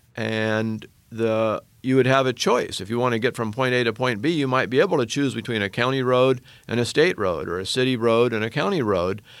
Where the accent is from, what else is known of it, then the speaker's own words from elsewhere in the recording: Oregon, United States; my home state of Oregon